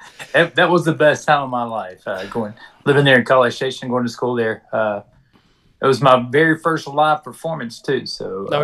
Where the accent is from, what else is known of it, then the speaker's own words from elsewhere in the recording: Beaumont, Texas, United States; Man, I love growing up from here.